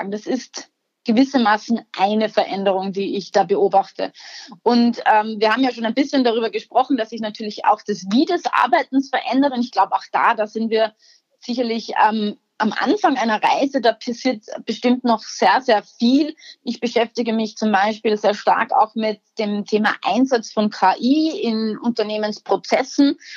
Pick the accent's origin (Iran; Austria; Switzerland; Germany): Austria; als Österreicherin hatten wir da irgendwo auch einen spezifischen geografischen Zugang dazu.